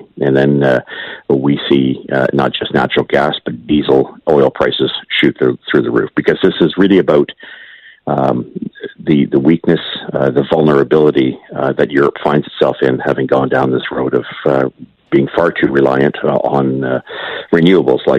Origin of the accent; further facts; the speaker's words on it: Ontario, Canada; I'm from Ontario